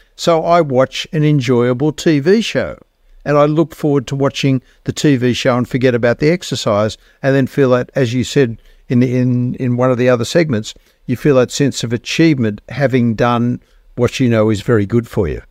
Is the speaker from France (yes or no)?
no; Australia; I am an Australian